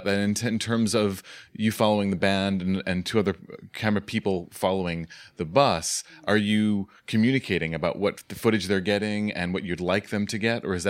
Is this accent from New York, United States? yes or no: yes; Staten Island, New York, United States; I'm from Staten Island.